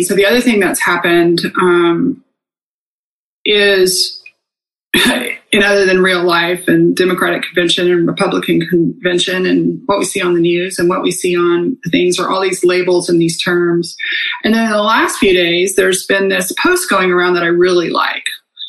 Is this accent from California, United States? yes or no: no; Texas, United States; I grew up in Texas